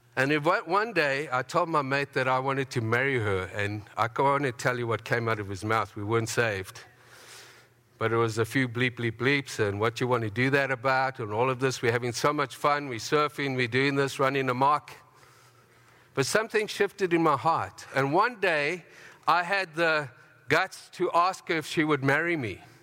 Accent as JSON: {"language": "English", "region": "Harare", "country": "Zimbabwe", "tie": "born or raised there", "moved": "yes", "lives_now": "Canada", "said": "I was born in Zimbabwe"}